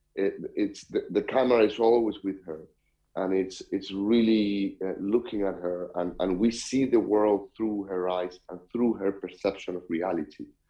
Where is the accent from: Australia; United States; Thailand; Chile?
Chile; I am from Chile myself